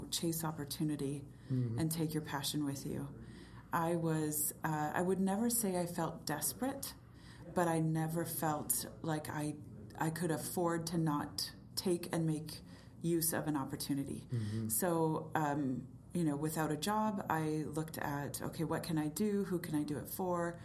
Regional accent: Southern California, United States; moved away as an adult; also born or lived in Drumheller, Alberta, Canada / Edmonton, Canada; now in Kelowna, Canada; I actually grew up in Southern California

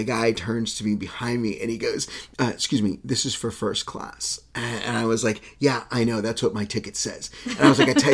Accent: Texas, United States; we grew up in Texas

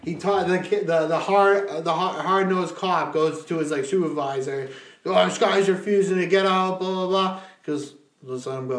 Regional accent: New Hampshire, United States; and I'm from New Hampshire.

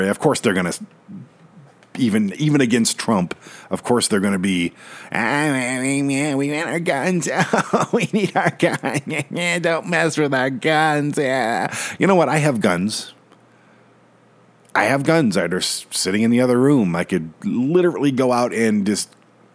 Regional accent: Detroit, Michigan, United States; now in Colorado, United States; I was born and raised in Detroit

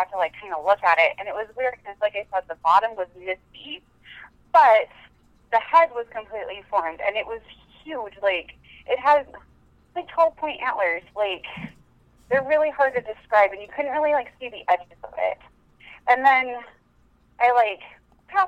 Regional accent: Montana, United States; I'm from Montana. And I actually live kind of in the eastern part of the state

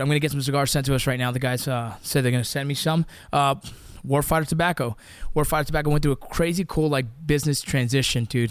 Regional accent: Los Angeles, California, United States; 818 is a very specific area code to where we grew up in the San Fernando Valley

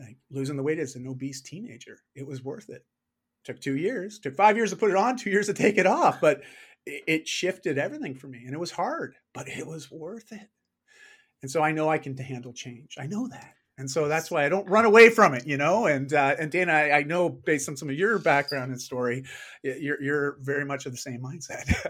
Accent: Canada; I am Canadian

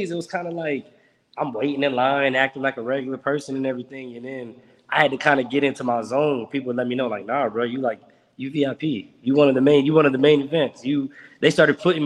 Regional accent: Monroe, Alabama, United States; moved away; also born or lived in Florida; I'm from Monroe, Alabama, New York

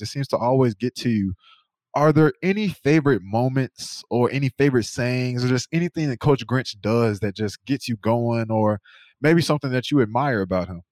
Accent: North Carolina, United States; moved away; I'm from North Carolina

